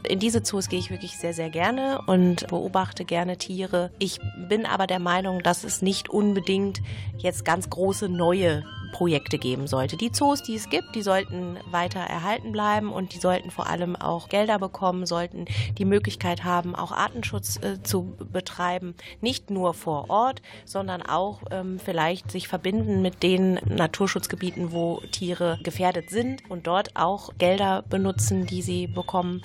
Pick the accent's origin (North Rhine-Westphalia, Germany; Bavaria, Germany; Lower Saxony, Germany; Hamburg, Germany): North Rhine-Westphalia, Germany; Krefeld; moved away; wir kommen alle aus Krefeld, sind alle in Krefeld geboren. Ich war lange Zeit weg, bin aber seit vier Jahren jetzt wieder da, wohne auch wieder hier